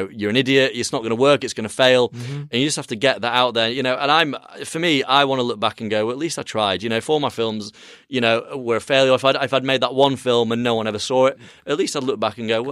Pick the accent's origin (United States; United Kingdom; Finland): United Kingdom; Yorkshire and the Humber; I'm a lad from Yorkshire